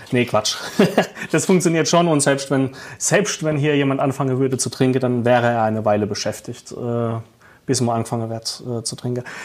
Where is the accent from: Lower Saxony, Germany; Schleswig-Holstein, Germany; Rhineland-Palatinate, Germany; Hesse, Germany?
Rhineland-Palatinate, Germany; Als Pfälzer ist der Weg gar nicht so weit zum Wein. Ähm, eigentlich ist Wein bei uns überall omnipräsent.